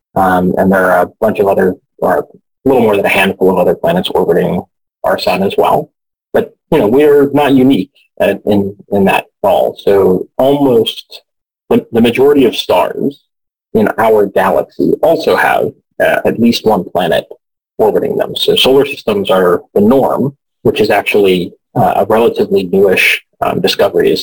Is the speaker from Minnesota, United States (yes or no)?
no; Houston, Texas, United States; moved away; I grew up in Houston, so I was sort of surrounded by NASA stuff